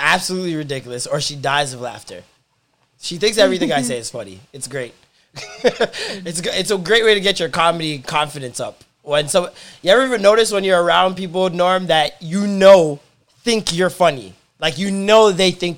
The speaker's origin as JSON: {"language": "English", "town": "Toronto", "region": "Ontario", "country": "Canada", "tie": "born or raised there", "said": "I was born in St. Michael's."}